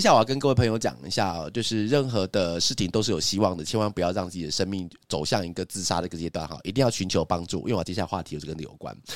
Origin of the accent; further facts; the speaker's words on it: Zhudong, Hsinchu County, Taiwan; 我们在新竹那个地方长大